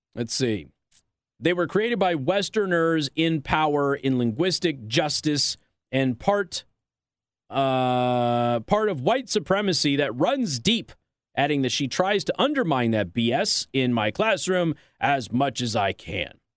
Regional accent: Clark County School District, Nevada, United States; I'm from Clark County School District

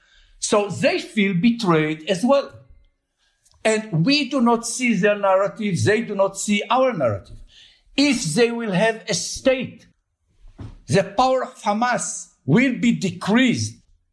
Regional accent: Israel

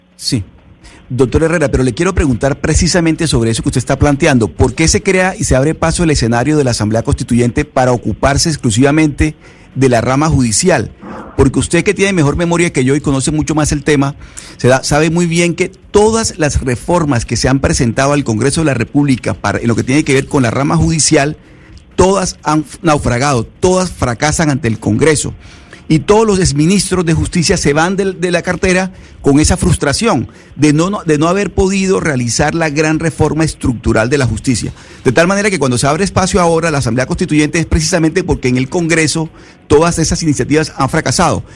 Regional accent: Venezuela; now in Panama; soy venezolano

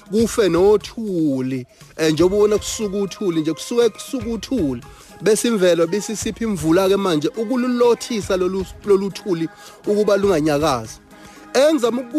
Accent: Eshowe, KwaZulu-Natal, South Africa; indawo yaseshowe la ngizalelwa khona

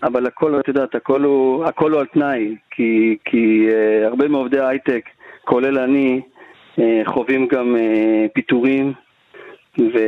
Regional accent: Yehud, Central District, Israel; גדלתי ביהוד

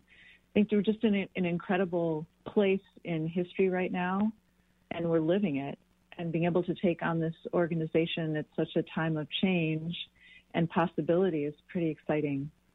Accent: Wisconsin, United States; also born or lived in Green County, Wisconsin; I was born in Wisconsin, moved back here to Greene County. I've been here for 10 years

